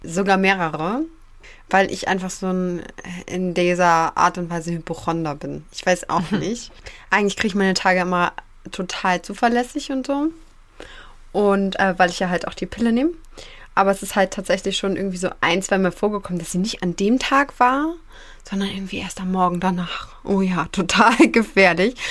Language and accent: German; Northern Germany, Germany; bei uns im Norden